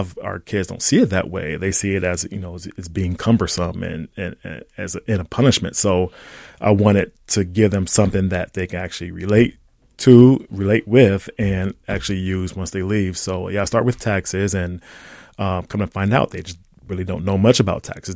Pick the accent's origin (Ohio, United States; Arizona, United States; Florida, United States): Ohio, United States; now in St. Paul, United States; growing up in Ohio